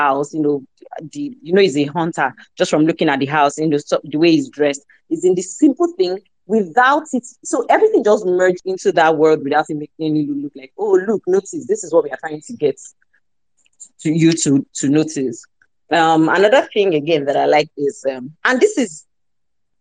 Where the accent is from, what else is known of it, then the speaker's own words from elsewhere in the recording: Accra, Greater Accra, Ghana; I grew up in Accra and I see this kind of buildings all the time.